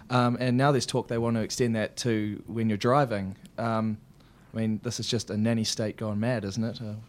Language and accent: English; New Zealand; moved away as an adult; now in United Kingdom; I'm from New Zealand.